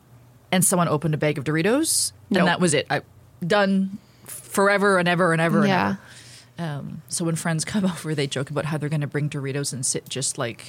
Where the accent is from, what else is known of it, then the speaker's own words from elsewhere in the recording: Toronto, Ontario, Canada; I grew up in Toronto.